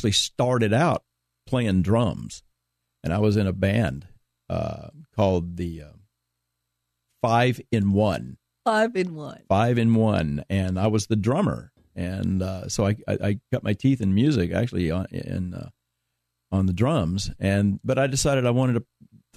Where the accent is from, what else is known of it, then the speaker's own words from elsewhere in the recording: Dallas, Texas, United States; now in California, United States; I grew up in Dallas